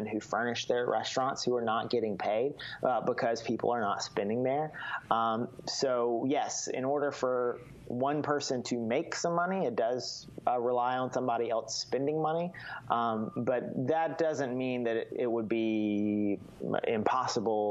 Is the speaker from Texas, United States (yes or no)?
no; Mississippi, United States; I grew up in Mississippi